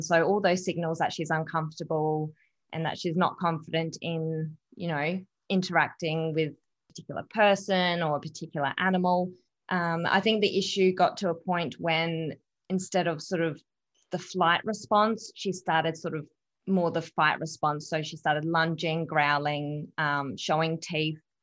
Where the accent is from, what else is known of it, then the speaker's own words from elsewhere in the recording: Adelaide, South Australia, Australia; born and raised in Adelaide, so I haven't moved anywhere